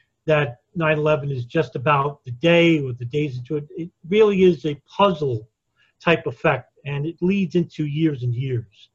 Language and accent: English; New York, United States; I was born and raised in New York